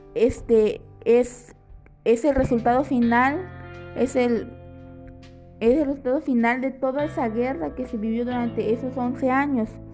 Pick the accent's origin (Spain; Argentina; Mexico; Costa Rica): Mexico; todos como buenos mexicanos